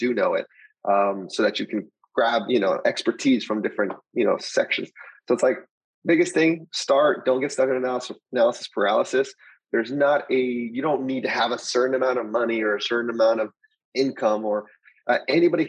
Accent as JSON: {"language": "English", "town": "El Paso", "region": "Texas", "country": "United States", "tie": "born or raised there", "also_born_or_lived": "Austin, Texas / San Antonio, Texas", "moved": "as an adult", "said": "I'm originally from El Paso, Texas. And so basically just grew up just normal"}